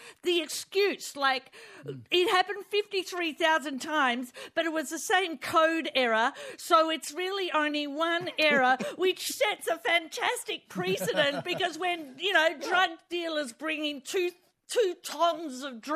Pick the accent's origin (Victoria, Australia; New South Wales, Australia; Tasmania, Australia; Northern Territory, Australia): Victoria, Australia; Sorrento; I grew up down on the Port Phillip Bay of Sorrento, my parents moved down there like a sea change